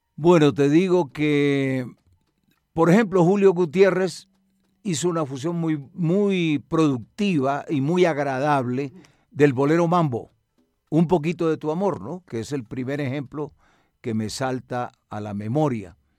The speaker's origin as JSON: {"language": "Spanish", "town": "Medellín", "region": "Antioquia", "country": "Colombia", "tie": "born or raised there", "moved": "yes", "lives_now": "Bogotá, Colombia", "said": "Soy de Medellín"}